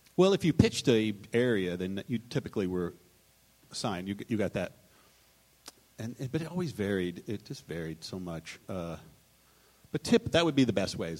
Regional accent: Texas, United States; I'm from Texas

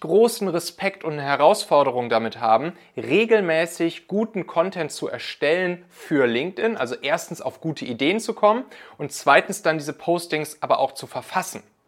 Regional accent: Hamburg, Germany; moved away; in der Superbude in Altona, meiner alten Heimat hier

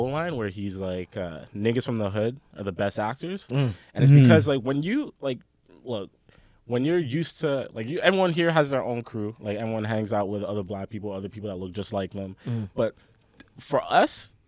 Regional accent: England, United Kingdom; moved away; growing up in England with my older brothers and my my parents

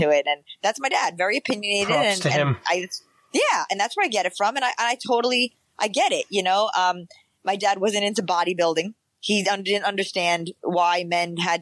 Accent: New York City, New York, United States; growing up in the Bronx

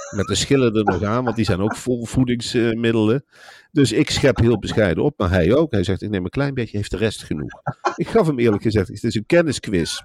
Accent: Gelderland, Netherlands; ik ben een Gelderlander

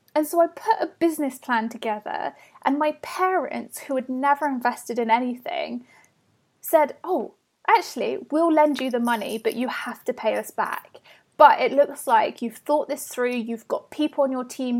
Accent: Bath, South West England, United Kingdom; I grew up in Bath in the west of England.

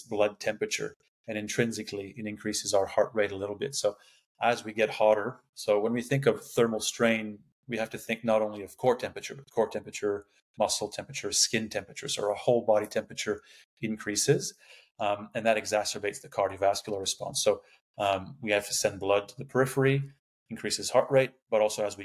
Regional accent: Canada; moved away as an adult; also born or lived in Sydney, Australia / Qatar; now in Canberra, Australia; I'm Canadian. I don't know if you can tell by the accent, but I did my PhD in Sydney.

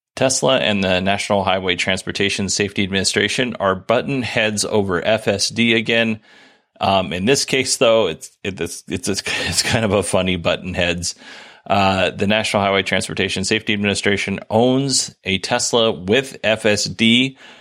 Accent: Alaska, United States; we grew up in Alaska, so it's a little different.

